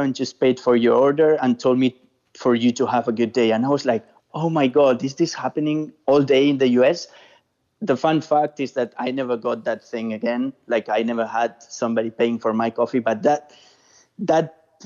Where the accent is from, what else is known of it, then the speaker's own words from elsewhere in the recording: Spain; English is a second language; moved away as an adult; now in United States; I'm from Spain